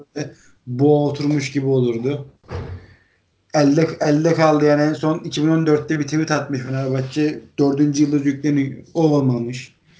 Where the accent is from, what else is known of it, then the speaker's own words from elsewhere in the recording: Trabzon, Turkey; moved away; Ben Trabzonluyum. Trabzon'da yani on dokuz sene yaşadım